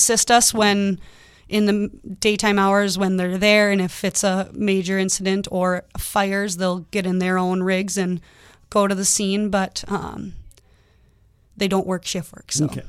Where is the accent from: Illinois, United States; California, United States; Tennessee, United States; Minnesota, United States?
Minnesota, United States; Lakeville; now in Bemidji, United States; I'm from the cities, so I grew up down in Lakeville.